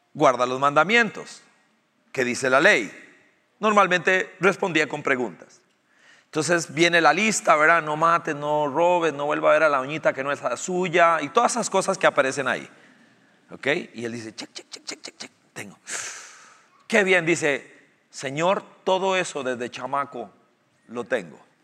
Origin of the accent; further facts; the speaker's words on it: Costa Rica; nosotros los ticos